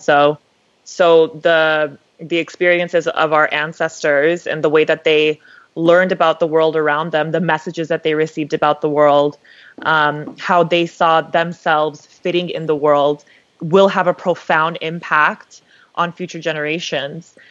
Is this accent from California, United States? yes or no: yes; Los Angeles, California, United States; I'm from LA as well, like Samaya